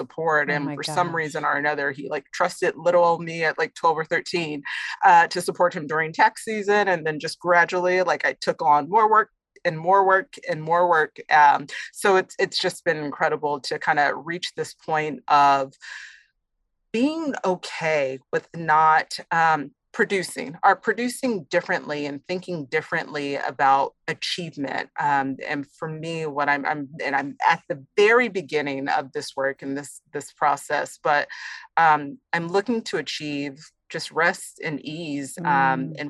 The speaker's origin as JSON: {"language": "English", "town": "Austin", "region": "Texas", "country": "United States", "tie": "born or raised there", "also_born_or_lived": "Houston", "said": "I'm from Texas, born and raised in Austin"}